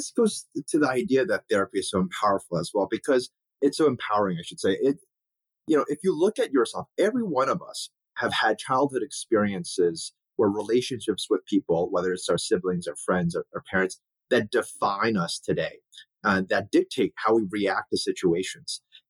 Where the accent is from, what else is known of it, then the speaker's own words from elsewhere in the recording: Ohio, United States; as a Chinese American, my parents immigrated here. My brother and I were the only two Asian kids in our entire high school.